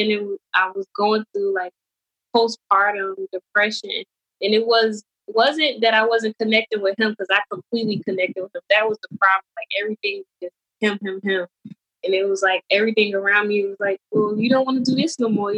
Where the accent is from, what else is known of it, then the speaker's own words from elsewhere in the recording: North New Jersey, United States; I'm from North New Jersey, born and raised